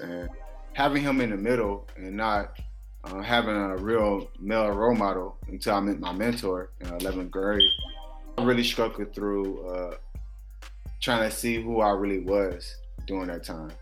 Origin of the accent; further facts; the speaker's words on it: Orangeburg, South Carolina, United States; growing up in Orangeburg